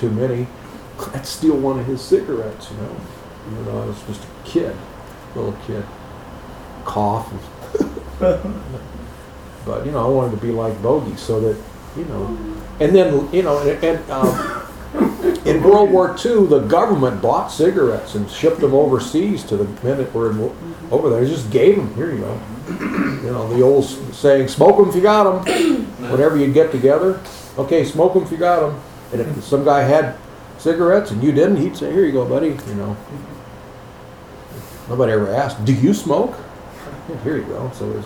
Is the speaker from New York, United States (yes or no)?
no; Chicago, Illinois, United States; I grew up in Chicago, watching the Cubs or Sox games.